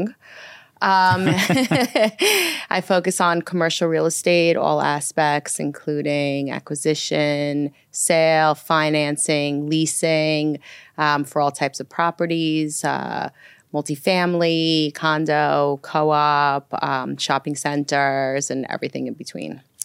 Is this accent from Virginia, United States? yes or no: no; New York City, New York, United States; also born or lived in Minsk, Belarus / Roslyn, Long Island, New York; settled into Brooklyn first and, um, lived there until about the age of ten. And then my parents moved to Roslyn, Long Island